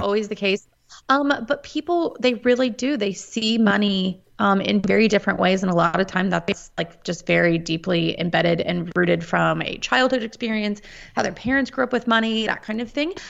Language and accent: English; Topeka, Kansas, United States; moved away as an adult; also born or lived in Washington, D.C. area; Born and raised in Topeka, Kansas. Um, have been a lifelong Kansan